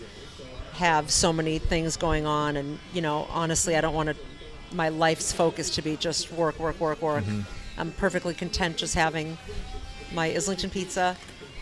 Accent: Dedham, Massachusetts, United States; now in Norwood, United States; I grew up in Denham

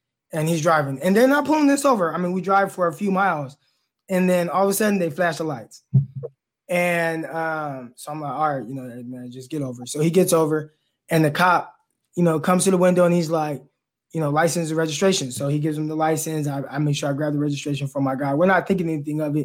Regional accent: California, United States; We're both from California

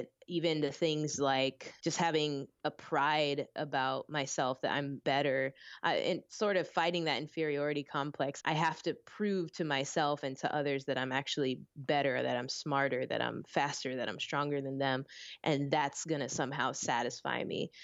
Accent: Orlando, Florida, United States; also born or lived in Philippines; I was born in the Philippines with my mom's side of the family and then ended up getting raised in Orlando

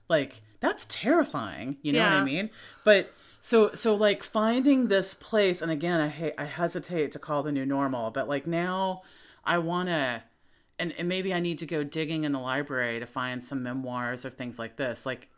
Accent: the South, United States; As being a Southerner

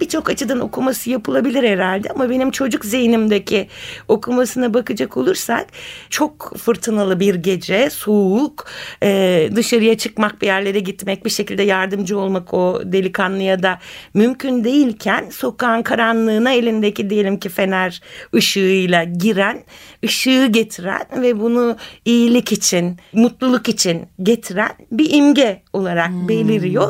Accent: Istanbul, Turkey; İstanbulluyum ben

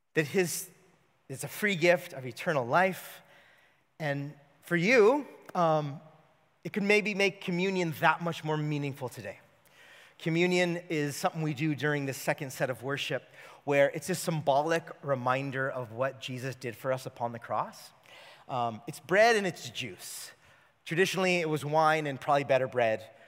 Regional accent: California, United States; I grew up in California

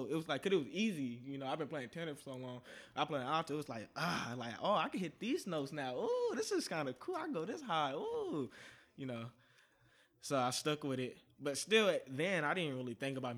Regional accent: Oakland, California, United States; also born or lived in Richmond, California; I'm from Oakland, actually

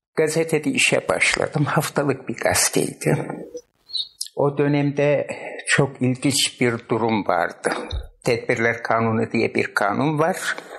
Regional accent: Siverek, Şanlıurfa, Turkey; moved away as an adult; also born or lived in Diyarbakır / Urfa / Ceylanpınar / İzmir; ben 1941 Siverek doğumluyum.

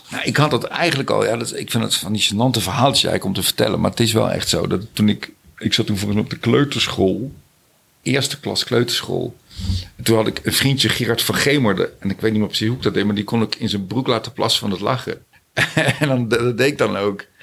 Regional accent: Zijtaart, North Brabant, Netherlands; also born or lived in Scheest / Veghel / Germany; Ik ben geboren in Scheest. En toen zijn wij verhuisd naar Veghel, omdat mijn vader ging werken bij de Mars chocoladefabriek. En toen weer naar een kleiner dorpje nog, Zijtaart. En toen gingen we in Duitsland wonen. En toen weer terug naar Zijtaart.

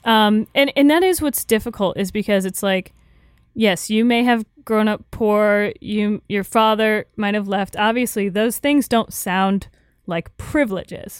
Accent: Florida, United States; Growing up in Florida, I don't know, you know, I was raised a certain way

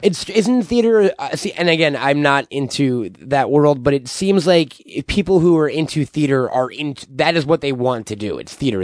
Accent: Long Island, New York, United States; born or raised there

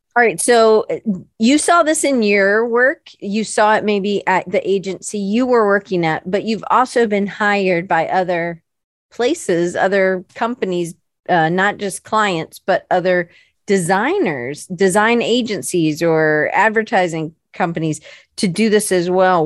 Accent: the South, United States; I'm from the South

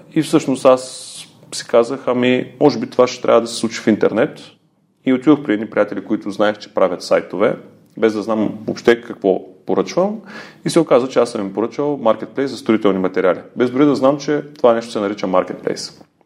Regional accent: Ruse, Ruse Province, Bulgaria; Аз съм си от Русе, живял съм на различни места по света

